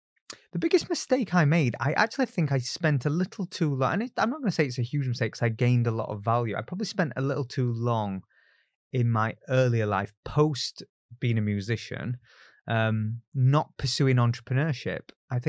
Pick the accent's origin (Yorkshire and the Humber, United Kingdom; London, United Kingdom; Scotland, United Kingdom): Yorkshire and the Humber, United Kingdom; Barnsley; And look, I grew up in Barnsley. It's a very low aspiration town.